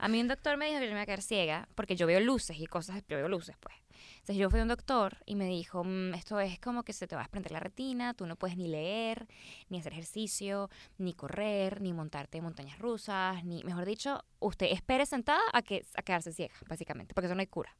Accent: Caracas, Capital District, Venezuela; moved away as an adult; now in Los Angeles, United States; Caracas es la mejor ciudad del planeta. O sea, yo, esta es mi casa

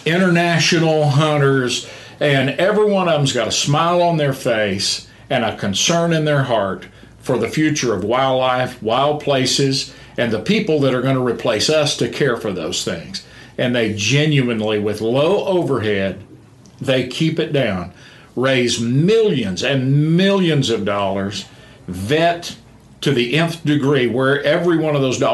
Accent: Palo Pinto County, North Texas, United States; born and raised in North Texas.

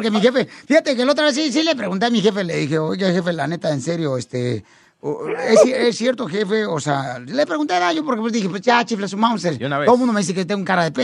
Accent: Tijuana, Baja California, Mexico; yo soy de aquí de Tijuana.

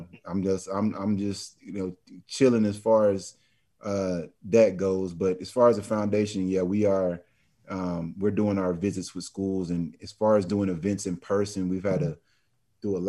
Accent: Dallas, Texas, United States; I'm from Dallas

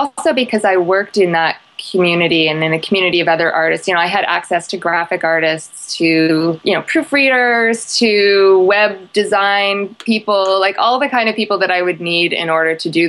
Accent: Canada; I'm Canadian

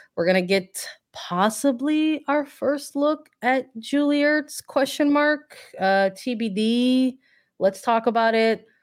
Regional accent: Midwest, United States; now in Chicago, United States; I'm from the Midwest.

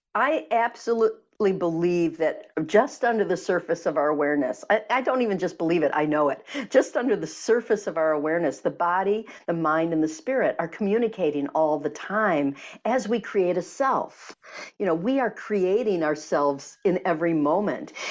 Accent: Michigan, United States; I grew up in Michigan

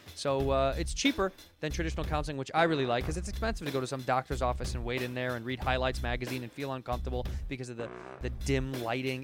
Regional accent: Chicago, Illinois, United States; moved away; I'm from Chicago

